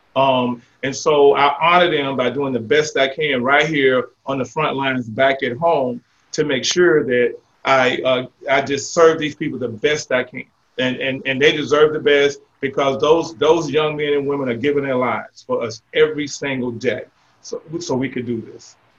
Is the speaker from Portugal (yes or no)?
no; Jacksonville, Florida, United States; also born or lived in Louisiana; now in Baker, United States; I'm not from Louisiana. I grew up in Jacksonville, Florida